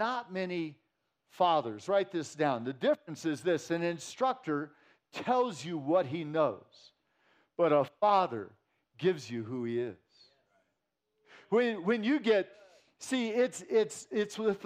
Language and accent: English; Santa Cruz, California, United States; moved away; I grew up in Santa Cruz, California